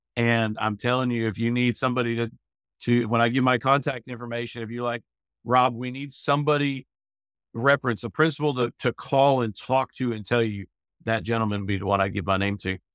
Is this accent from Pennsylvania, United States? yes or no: yes; Pennsylvania, United States; moved away as an adult; also born or lived in Tuscaloosa, Alabama; now in Northport, United States; I came from Pennsylvania as an 18 year old came down to march in the Million Dollar Band here in Tuscaloosa